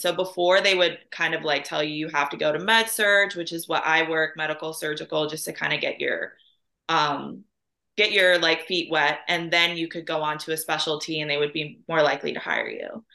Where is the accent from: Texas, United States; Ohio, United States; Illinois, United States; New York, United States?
Illinois, United States; Chicago; also born or lived in Austria; now in St. Louis, United States; And then I lived up in the Chicago area for a majority of my life. Um, and then I moved to St. Louis.